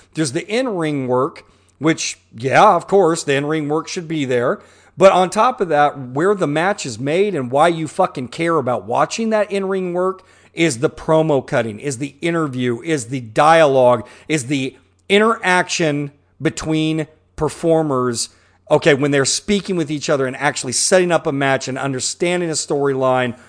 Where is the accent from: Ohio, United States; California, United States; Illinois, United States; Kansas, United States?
Kansas, United States; Pittsburg; when I was a kid growing up in Pittsburgh, Kansas